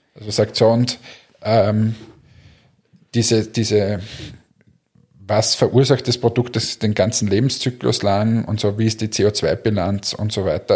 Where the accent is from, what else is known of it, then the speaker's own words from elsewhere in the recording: Linz, Upper Austria, Austria; ich als Linzer